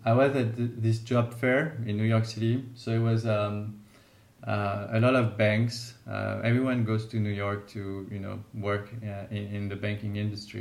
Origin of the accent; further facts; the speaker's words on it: Lyon, Auvergne-Rhône-Alpes, France; I was born in Lyon. I have three brothers and sisters, so I was part of quite a big family in Lyon